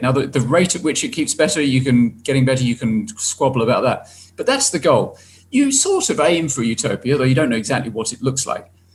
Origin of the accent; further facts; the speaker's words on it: United Kingdom; my home country